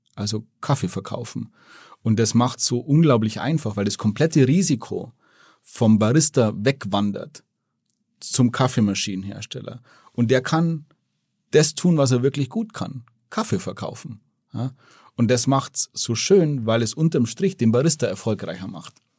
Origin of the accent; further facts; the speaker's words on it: Germany; als Deutscher